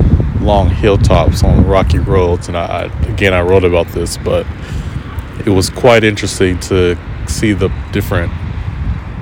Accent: United States; moved away; I'm American.

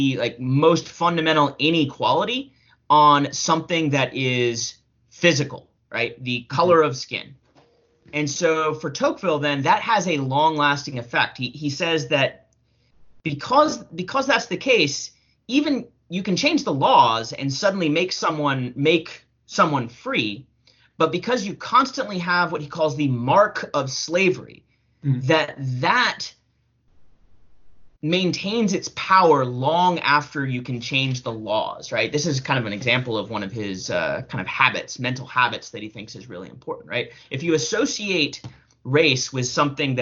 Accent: the South, United States; I grew up in the South

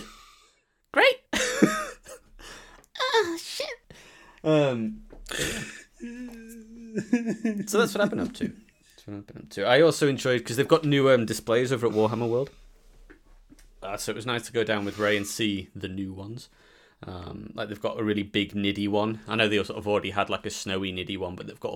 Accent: United Kingdom; being British

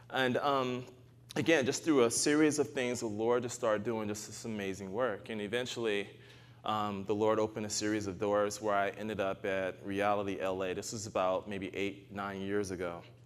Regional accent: United States; also born or lived in Arkansas; I'm American.

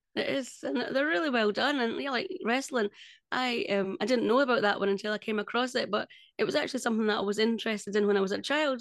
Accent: Scotland, United Kingdom; I'm Scottish

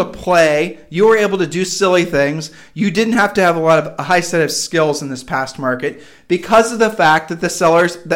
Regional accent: Midwest, United States; moved away as an adult; now in Puerto Rico; we're from the Midwest

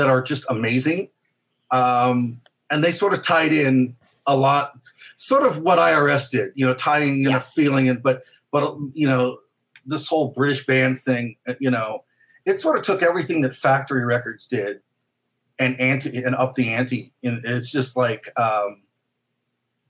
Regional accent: St. Louis, Missouri, United States; growing up in St. Louis, we would go to Chicago a lot because it was close.

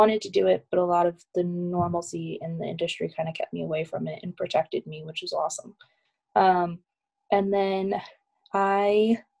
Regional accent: Iowa, United States; now in Colorado, United States; And then we moved to Colorado from Iowa, and there I got involved with like volunteering with rescues

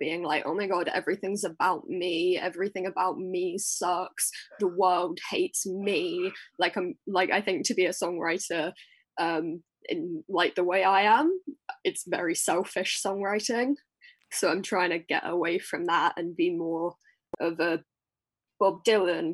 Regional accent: Essex, East of England, United Kingdom; I'm from Essex.

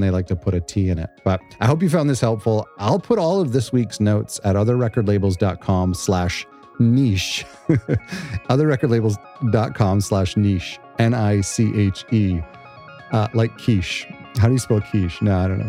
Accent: Canada; I'm Canadian

